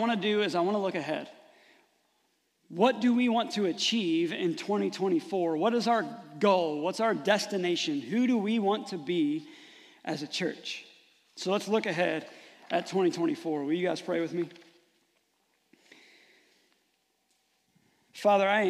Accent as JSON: {"language": "English", "town": "Rising Sun", "country": "United States", "tie": "born or raised there", "said": "growing up in Rising Sun"}